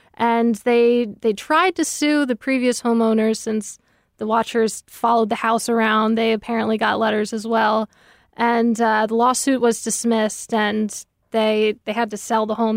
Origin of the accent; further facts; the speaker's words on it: Westfield, New Jersey, United States; I grew up in Westfield, New Jersey